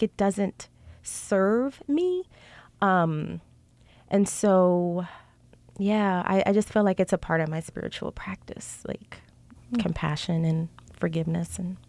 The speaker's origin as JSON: {"language": "English", "town": "New Orleans", "region": "Louisiana", "country": "United States", "said": "So I'm from New Orleans. I have 7 brothers. I'm the oldest of all the children. I'm the only girl."}